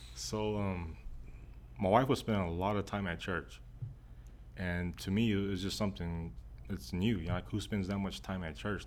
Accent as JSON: {"language": "English", "region": "Texas", "country": "United States", "tie": "born or raised there", "said": "I was raised in Texas"}